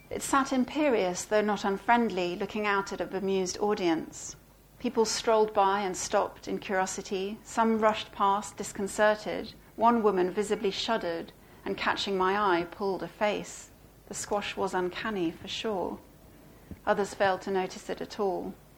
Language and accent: English; Belgium; And I grew up in Belgium, and so I grew up you know, watching a lot of French films and TV.